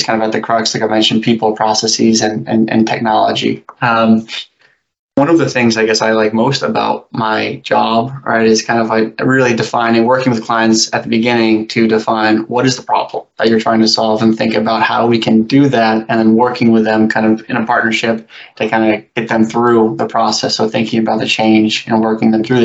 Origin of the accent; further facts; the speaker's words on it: New Hampshire, United States; I grew up in New Hampshire